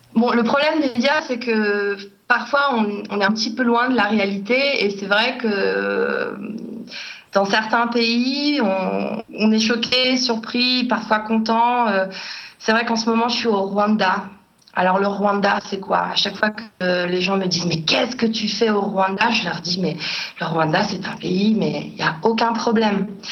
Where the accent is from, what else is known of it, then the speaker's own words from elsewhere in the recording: Paris, Île-de-France, France; moved away as an adult; also born or lived in Norway / Japan; je suis parisienne, je suis née, j'ai grandi à Paris